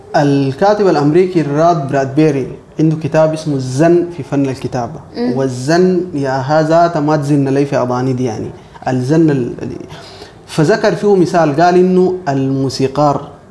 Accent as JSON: {"language": "Arabic", "country": "Sudan", "said": "انا مسلم سوداني مهندس"}